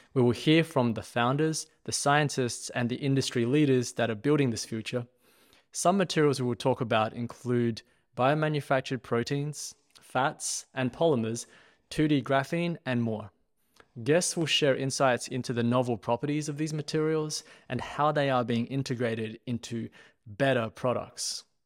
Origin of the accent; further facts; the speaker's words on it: Australia; accent: Australian; now in Austin, United States; my accent is actually Australian, but I do now live in Austin, Texas